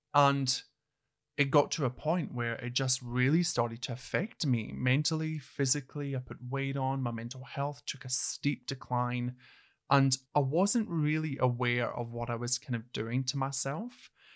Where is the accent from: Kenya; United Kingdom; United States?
United Kingdom; Hawick, Scotland; moved away as an adult; now in Australia; I actually started my nursing career back in a small town called Hoyk, which is my hometown, spelled H A W I C K.